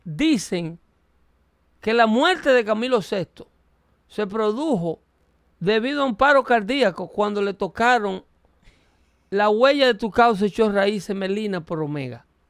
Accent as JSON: {"language": "Spanish", "country": "Dominican Republic", "said": "mi país, República Dominicana"}